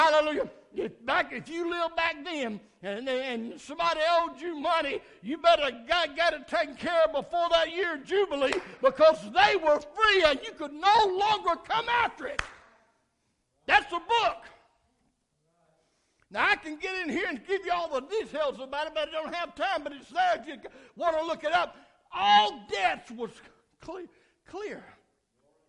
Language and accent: English; United States; I celebrated July 4th as American